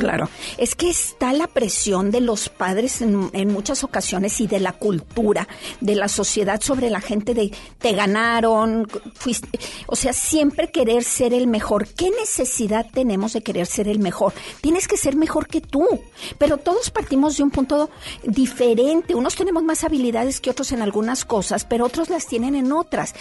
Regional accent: Torreón, Coahuila, Mexico; now in Monterrey, Mexico; Yo soy de fuera, Lore, yo vengo de Torreón

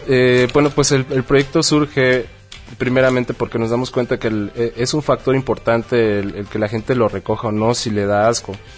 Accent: Chetumal, Quintana Roo, Mexico; moved away as an adult; now in Mexico City, Mexico; yo soy de Chetumal, Quintana Roo, y vengo desde ahí, aquí estoy en Distrito Federal ya radicando un año

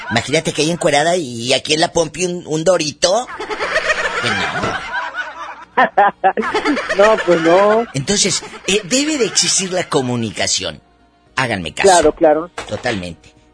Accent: Monclova, Coahuila, Mexico; Soy de Monclova, soy

